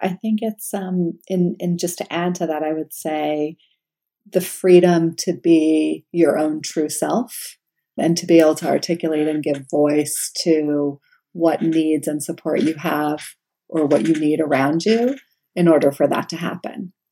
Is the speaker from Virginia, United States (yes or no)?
no; New York, United States; Yes, and, I'm from New York, and Twizzlers are like they're soft and they have that nice like sweet taste.